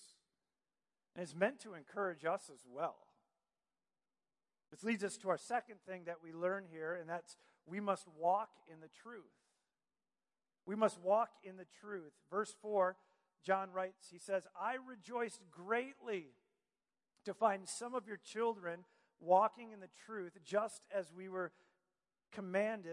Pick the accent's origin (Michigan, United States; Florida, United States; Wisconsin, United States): Michigan, United States; moved away; also born or lived in Virginia Beach; I grew up in Michigan